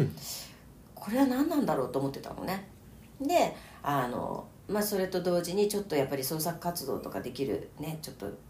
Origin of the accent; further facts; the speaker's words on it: Omiya, Saitama, Japan; also born or lived in Nishi-Shinjuku, Tokyo; now in Tokyo, Japan; 埼玉のね、うん、えー、大宮生まれで今はね、うん、え新宿西新宿に住みました